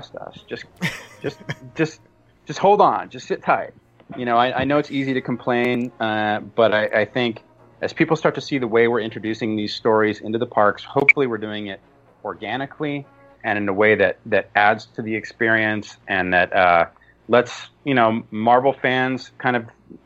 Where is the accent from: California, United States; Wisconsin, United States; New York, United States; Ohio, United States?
California, United States; Southern; I grew up in Southern California